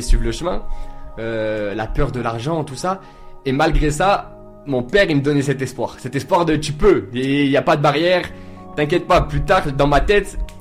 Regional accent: Nice, Provence-Alpes-Côte d'Azur, France; j'ai grandi à Nice avec ma mère seule

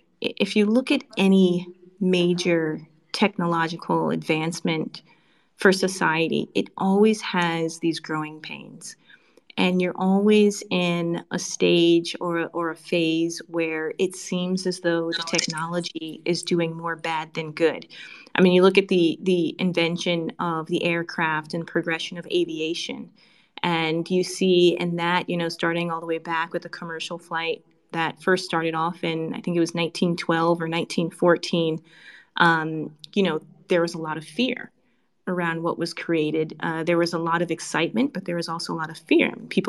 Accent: Connecticut, United States; also born or lived in China / Singapore; now in United Arab Emirates; As you can probably tell by my accent, or I like to say lack thereof, from the U.S., originally from Connecticut, but I spent a large part of my career outside of the U.S. I've worked in China, I've worked in Singapore, now I'm in Dubai

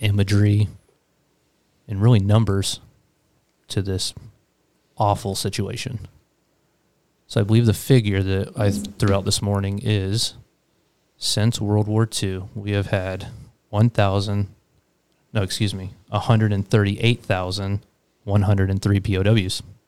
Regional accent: Daytona Beach, Florida, United States; being a kid growing up in Daytona

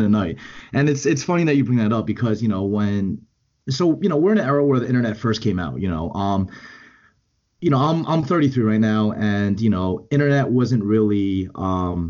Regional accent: Edison, New Jersey, United States; I grew up in Edison, New Jersey, in central New Jersey, very close to Rutgers University

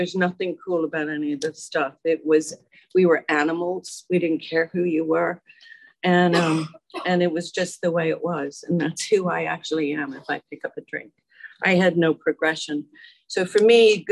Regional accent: Dublin, Leinster, Ireland; moved away as an adult; also born or lived in Germany; now in United States; I'm from Dublin, Ireland

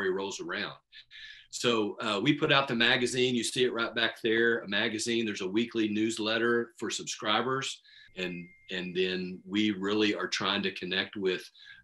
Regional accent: Midland, Texas, United States; I grew up here in Midland playing baseball

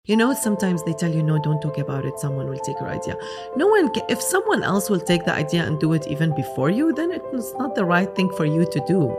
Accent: Lebanon; moved away as an adult; now in Dubai, United Arab Emirates; so I'm Lebanese. I grew up in Lebanon. I studied in Lebanon

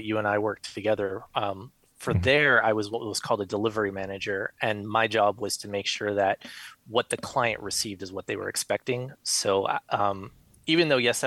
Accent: South Florida, United States; moved away as an adult; now in Midwest, United States; Born and raised in South Florida, moved to the Midwest not too long ago.

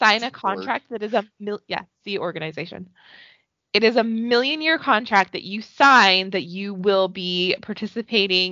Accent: Alberta, Canada; they filmed it here in my town and also in my hometown

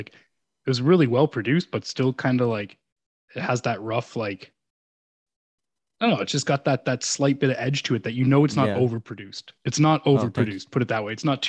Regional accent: an hour outside of Toronto, Ontario, Canada; I'm just about an hour outside of Toronto, that area.

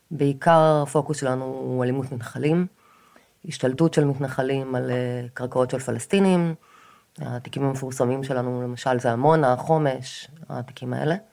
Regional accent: Kfar Aza, Southern District, Israel; now in Tel Aviv, Israel; אה, גר בתל אביב כבר 20 שנה בערך, אפילו יותר. אבל נולדתי וגדלתי בקיבוץ כפר עזה, ורוב המשפחה שלי עדיין גרה שם.

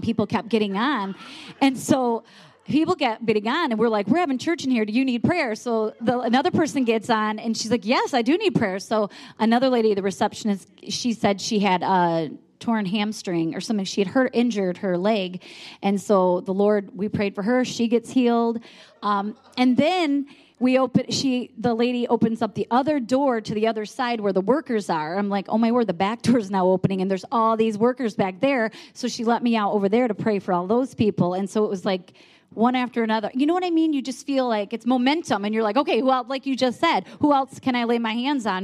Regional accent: Michigan, United States; we're from Michigan

